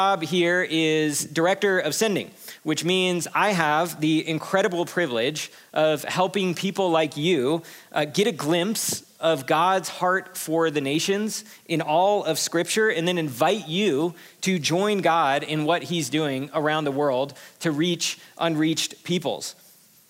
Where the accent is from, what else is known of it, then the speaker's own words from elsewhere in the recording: Los Angeles, California, United States; also born or lived in East Asia; I was born and raised in Los Angeles